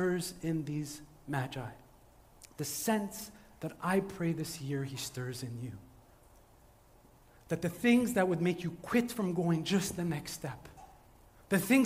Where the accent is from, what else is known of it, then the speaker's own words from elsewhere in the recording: Montreal, Quebec, Canada; I grew up in St. Michel